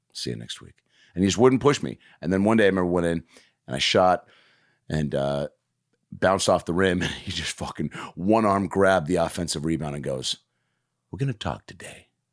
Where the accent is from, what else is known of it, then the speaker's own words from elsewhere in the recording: Lake Forest Park, Washington, United States; I'm growing up in Lake Forest Park, Washington